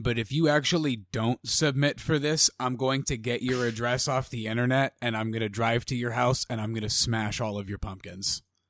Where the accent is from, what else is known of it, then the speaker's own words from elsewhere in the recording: Avon, Connecticut, United States; in those 4 years, I left my mark on the community of Avon, Connecticut.